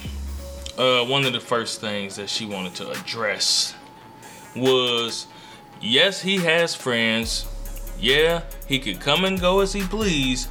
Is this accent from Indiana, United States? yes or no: yes; Gary, Indiana, United States; I'm from Gary, Indiana, where there is no good part